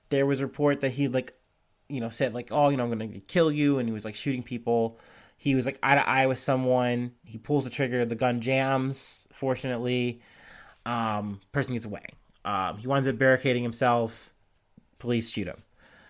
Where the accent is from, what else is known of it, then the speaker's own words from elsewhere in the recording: St. Louis, Missouri, United States; born there; I was born in St. Louis, Missouri.